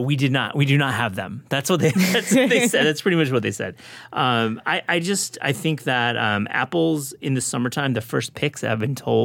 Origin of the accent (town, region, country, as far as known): West Michigan, United States; born or raised there; now in New York, United States